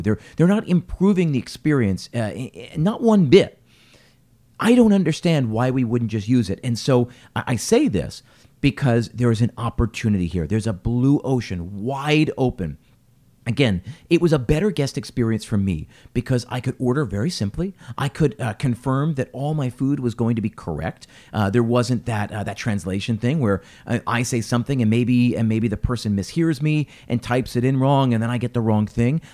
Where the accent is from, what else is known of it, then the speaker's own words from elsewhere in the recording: Philadelphia, Pennsylvania, United States; I'm from Philadelphia